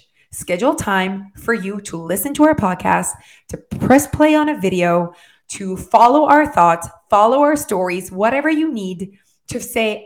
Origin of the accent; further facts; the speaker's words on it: France; first language French; English is a second language; I am French, right? So my first language, my brain thinks en français